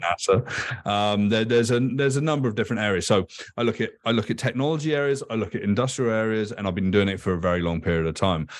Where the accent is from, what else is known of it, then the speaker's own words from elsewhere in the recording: United Kingdom; I grew up in Thatcher's Britain.